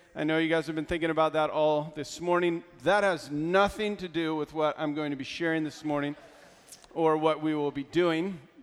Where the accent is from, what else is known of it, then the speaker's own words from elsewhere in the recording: Pennsylvania, United States; I'm from Pennsylvania